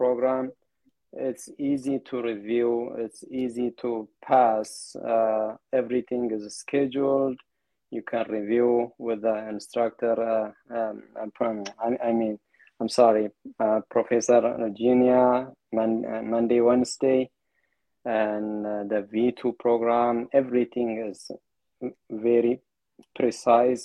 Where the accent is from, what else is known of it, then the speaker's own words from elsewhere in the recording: Ethiopia; English is a second language; moved away; I'm from Ethiopia